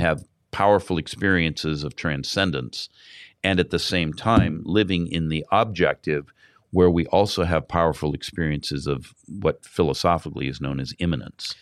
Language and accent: English; California, United States; I come from California